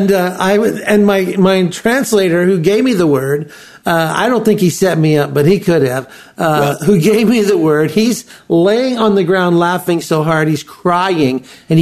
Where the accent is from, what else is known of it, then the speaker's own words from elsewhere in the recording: United States; as an American